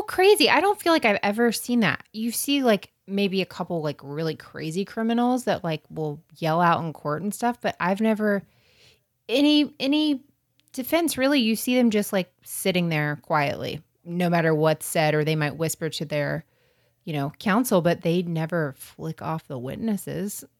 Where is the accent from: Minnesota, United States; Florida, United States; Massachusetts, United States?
Florida, United States; North; I'm from North Florida, which is South Georgia